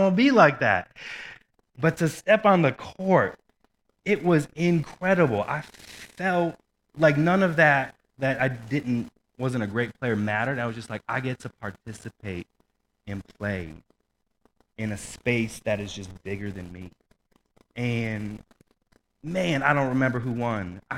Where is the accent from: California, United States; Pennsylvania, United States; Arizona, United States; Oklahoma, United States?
Arizona, United States; Mesa; now in Boise, United States; Growing up in Phoenix, Mesa, Arizona, the Phoenix area